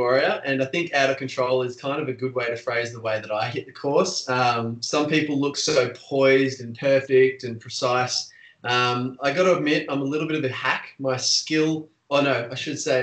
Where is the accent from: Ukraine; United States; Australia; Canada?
Australia; a Australian stunt performer